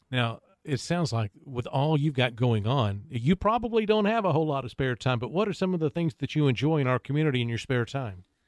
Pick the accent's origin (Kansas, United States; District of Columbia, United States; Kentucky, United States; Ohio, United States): Ohio, United States; Kettering; moved away; I grew up in Kettering